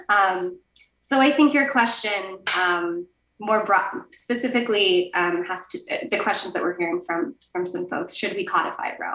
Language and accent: English; Las Cruces, New Mexico, United States; my hometown in Las Cruces